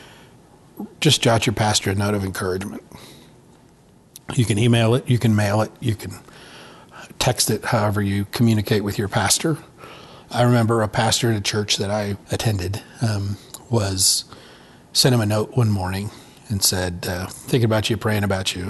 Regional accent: Montana, United States; also born or lived in Twin Cities, Minnesota; now in Colorado Springs, United States; I grew up in Montana. We always hunted

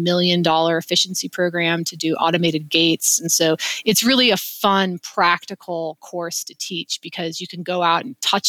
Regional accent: Wyoming, United States; moved away as an adult; now in Salt Lake City, United States; I'm from Wyoming. We're a very active outdoorsy state.

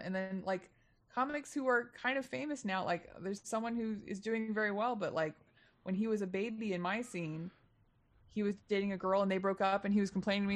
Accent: Texas, United States; now in Los Angeles, United States; I'm from Texas originally

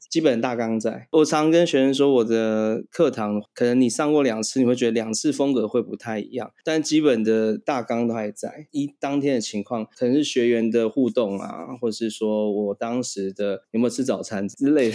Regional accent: Taiwan; also born or lived in Thailand; 我算台湾人，但是我不是在台湾出生，我在泰国出生的

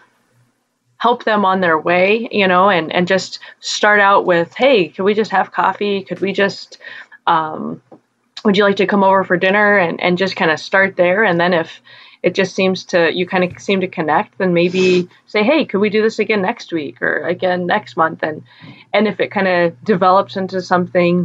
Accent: Wyoming, United States; I grew up in Wyoming where churches are small

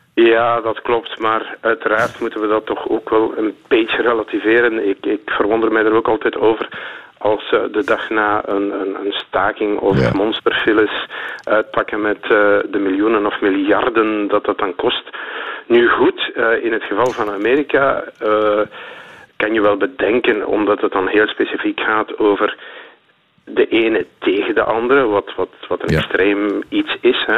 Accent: Flanders, Belgium

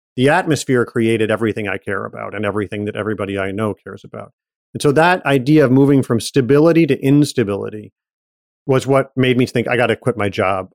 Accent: Ann Arbor, Michigan, United States; also born or lived in Detroit area; I was born outside Detroit and grew up in Michigan

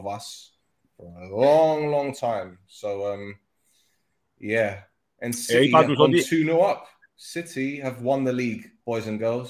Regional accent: London, United Kingdom; Sorry, I'm from London.

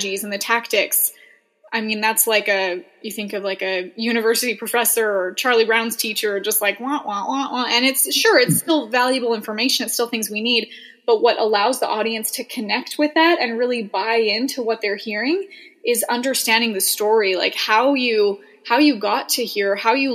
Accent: Edmonton, Alberta, Canada; also born or lived in Boise, Idaho; I'm originally from Canada

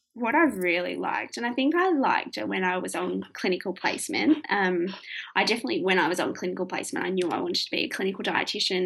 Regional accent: Hamilton, Victoria, Australia; also born or lived in Melbourne, Australia; my hometown, small country town

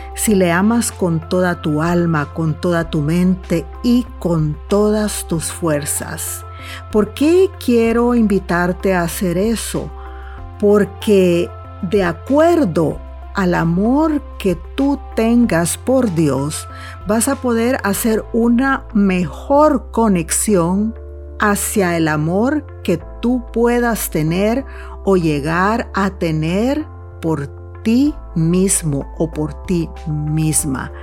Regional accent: El Salvador; moved away; en mi país, El Salvador

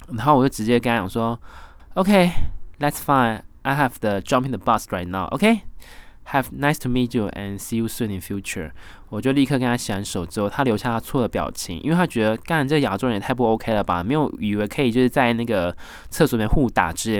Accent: Taiwan; 我来自台湾啊，来这边二零一七年打工度假啦

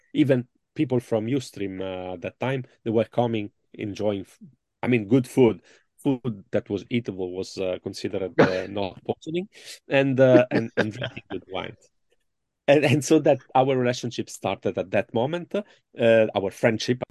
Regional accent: Italy; accent: Italian; English is a second language; my English is really poor and uh, my Italian accent is so deep.

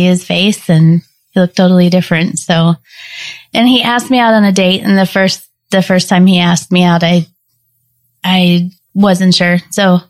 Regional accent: Wichita, Kansas, United States; now in Algonquin, United States; I grew up in Wichita, Kansas, and I had gone to church most of my life

